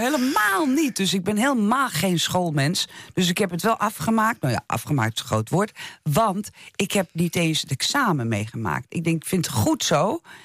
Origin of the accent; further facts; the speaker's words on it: Netherlands; ik ben hier geboren in Nederland